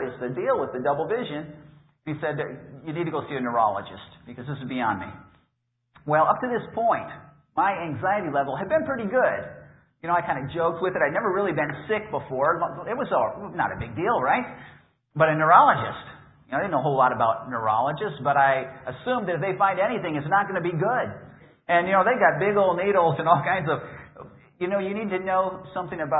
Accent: Appleton, Wisconsin, United States; I'm from Appleton, which is about 30 miles south of Green Bay

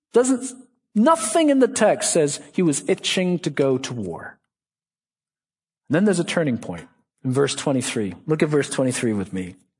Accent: Boston, Massachusetts, United States; I'm from Boston

